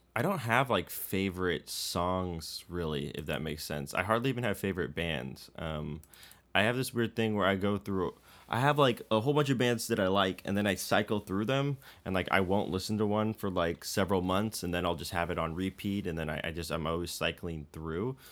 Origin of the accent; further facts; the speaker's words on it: Bay Area, California, United States; I grew up in the Bay Area